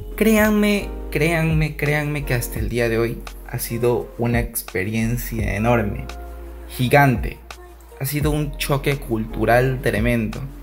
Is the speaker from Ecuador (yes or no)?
yes; Guayaquil, Guayas, Ecuador; moved away as an adult; now in Germany; Yo nací en Guayaquil en el 93 y bueno, pues fui a la escuela, al colegio